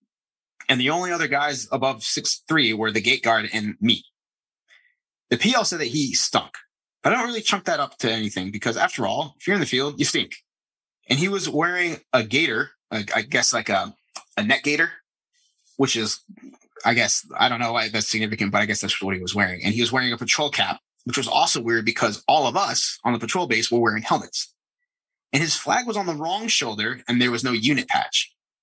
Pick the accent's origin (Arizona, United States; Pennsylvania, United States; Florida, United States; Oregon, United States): Arizona, United States; Flagstaff; I grew up in Flagstaff, Arizona, in Skinwalker territory.